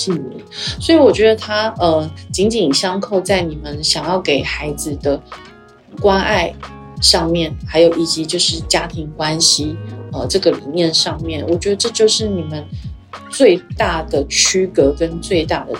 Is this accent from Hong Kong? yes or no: no; Yilan County, Taiwan; 我也是宜兰人，